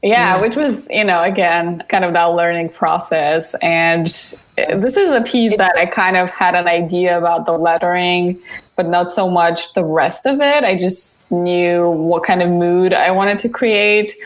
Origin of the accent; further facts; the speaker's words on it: Bulgaria; moved away; I am from Bulgaria, so I spent most of my kind of teenage years there